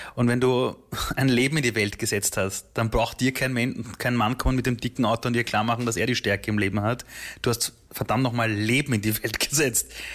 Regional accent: Vienna, Austria; also born or lived in Iran; ich war drei Jahre alt bei der Flucht. Mhm. Und dann wächst du heran als kleines Kind in Österreich, zuerst im Flüchtlingsheim, dann in Wien

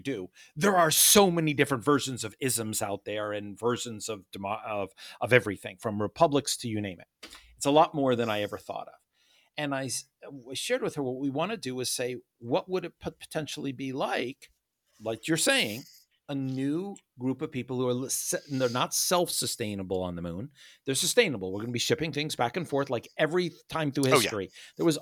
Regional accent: United States; I am an American. That's nothing to say that I'm not. I was born here

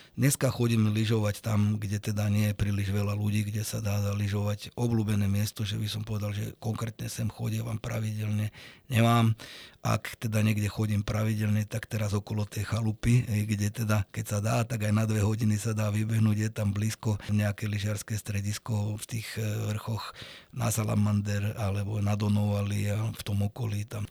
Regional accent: Arboretum Mlyňany, Nitra Region, Slovakia; ja keď som bol mladší, tak som vyrastal v Arborete

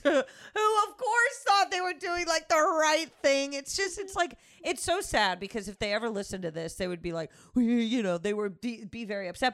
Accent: Connecticut, United States; I grew up in Connecticut

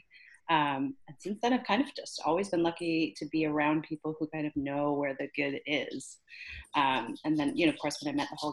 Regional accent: Newfoundland and Labrador, Canada; I grew up in Newfoundland in Canada

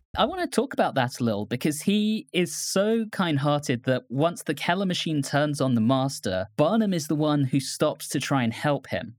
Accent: United Kingdom; moved away; my home country

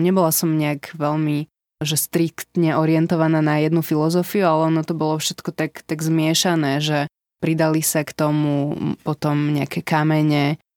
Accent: Slovakia; moved away as an adult; also born or lived in Netherlands

